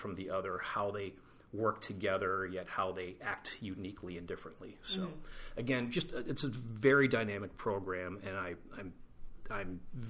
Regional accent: Cleveland, Ohio, United States; Cleveland, Ohio. Go Browns.

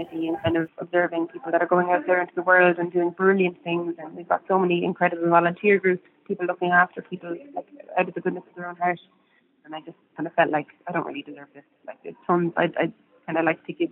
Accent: Ireland; growing up in Ireland as an artist

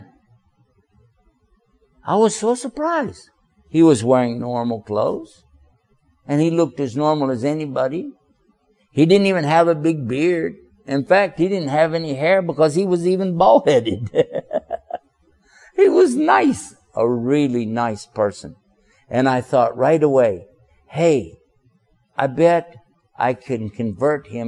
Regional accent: Texas, United States; now in Washington, D.C., United States; originally I'm from Texas. I live now in the Washington, D.C. area

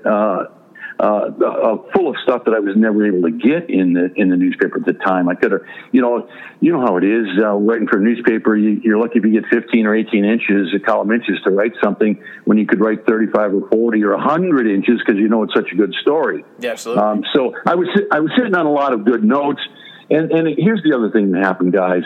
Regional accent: Detroit, Michigan, United States; I'm American. I'm from Detroit.

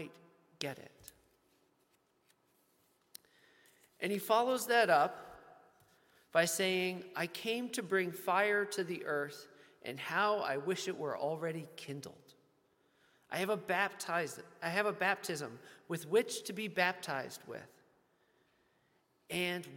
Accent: Baltimore, Maryland, United States; from my hometown of Baltimore, Maryland

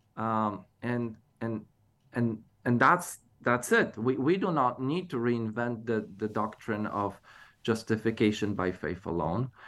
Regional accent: Poland; moved away; growing up in Poland as evangelical

